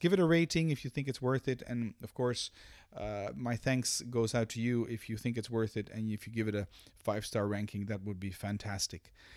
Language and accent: English; Amsterdam, North Holland, Netherlands; now in Belgium; I'm a Dutch national, born and raised in Amsterdam.